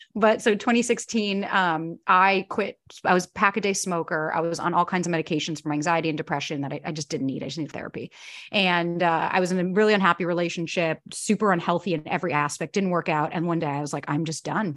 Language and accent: English; Florida, United States; moved away as an adult; also born or lived in New York; I was born and raised in Florida, moved to New York when I was nineteen to be an actor